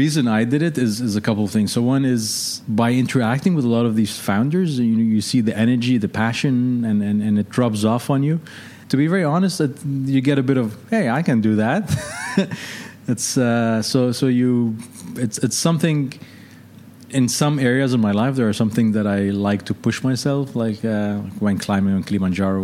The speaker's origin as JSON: {"language": "English", "country": "Lebanon", "tie": "born or raised there", "also_born_or_lived": "London / Seattle", "moved": "as an adult", "said": "So I'm Lebanese. Originally grew up in Lebanon."}